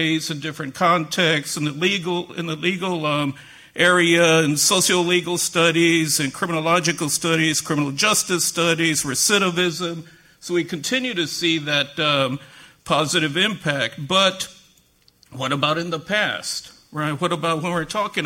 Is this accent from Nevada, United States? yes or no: no; San Antonio, Texas, United States; moved away as an adult; now in Boston, United States; I just happened to be born and raised in San Antonio